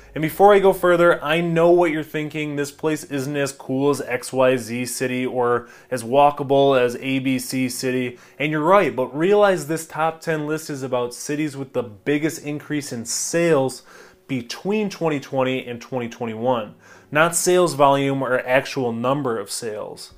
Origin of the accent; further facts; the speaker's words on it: Brighton, Michigan, United States; I'm from Brighton